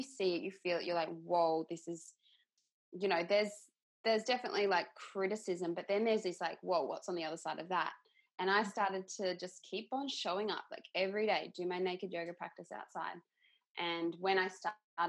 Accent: Queensland, Australia; moved away as an adult; also born or lived in Brisbane; now in Perth, Australia; I'm originally from Queensland

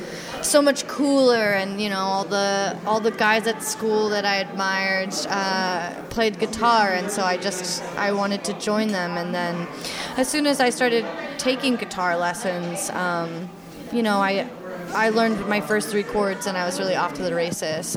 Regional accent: Oregon, United States; I'm from the West Coast. I'm from Oregon.

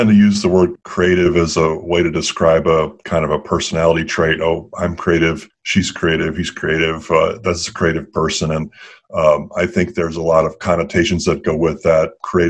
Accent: Massachusetts, United States; a lot of my upbringing, I was raised on the East Coast in Massachusetts.

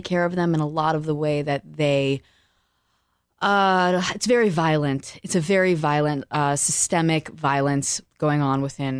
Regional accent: New York City, New York, United States; moved away as an adult; also born or lived in Venice Beach, California; now in Los Angeles, United States; New York. I grew up in Staten Island.

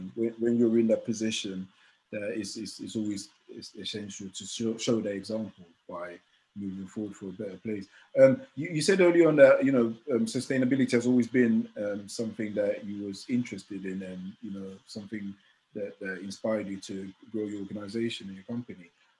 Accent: Ghana; moved away; I'm originally from Ghana

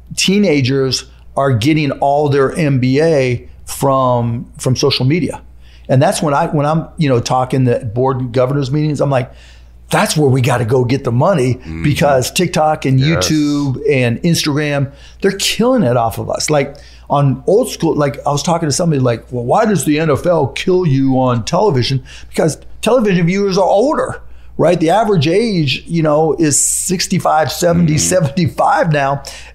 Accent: Pittsburgh, Pennsylvania, United States; I grew up in Pittsburgh. It was Steelers, Penguins, Pirates.

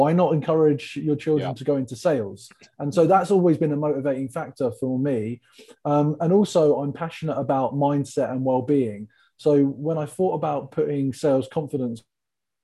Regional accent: England, United Kingdom; I'm an English tall gentleman from the UK, and the people love my accent

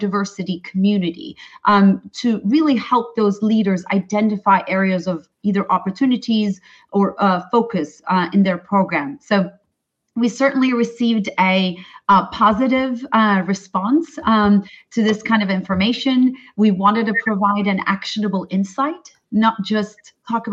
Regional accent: Turkey; moved away; I'm originally from Turkey

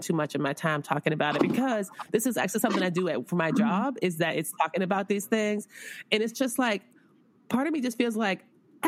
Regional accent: West Palm Beach, Florida, United States

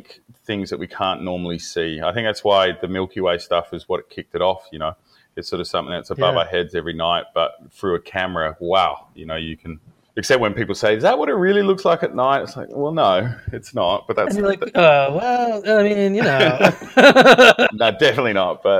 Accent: Perth, Western Australia, Australia; I'm from Perth. Western Australia, and I live about 45 minutes north of Perth in a sort of a coastal community.

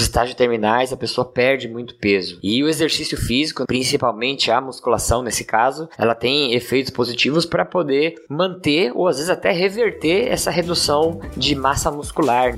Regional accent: Praia Grande, São Paulo, Brazil; sou aqui de Praia Grande, São Paulo

